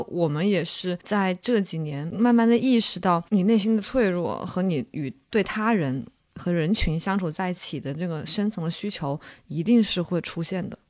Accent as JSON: {"language": "Chinese", "town": "Wuhan", "region": "Hubei", "country": "China", "tie": "born or raised there", "moved": "yes", "said": "我老家在武汉嘛"}